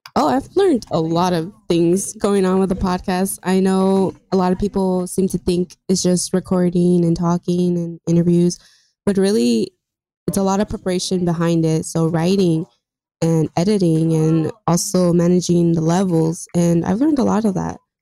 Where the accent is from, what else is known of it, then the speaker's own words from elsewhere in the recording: Covina, California, United States; I've always been here. I grew up here in Covina, California